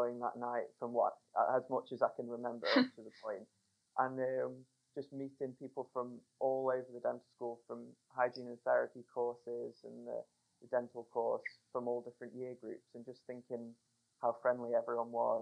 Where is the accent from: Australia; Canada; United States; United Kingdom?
United Kingdom; Crewe, North West England; moved away as an adult; now in Sheffield, United Kingdom; I'm from Crewe, which is near Stoke-on-Trent